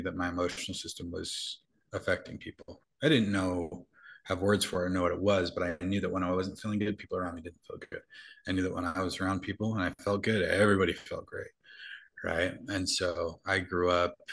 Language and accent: English; Utah, United States; I grew up in Utah